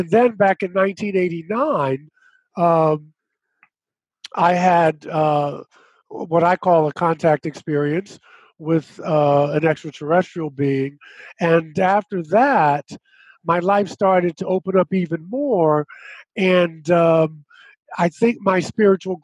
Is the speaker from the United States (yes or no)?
yes; Baltimore, Maryland, United States; I was born in Baltimore, Maryland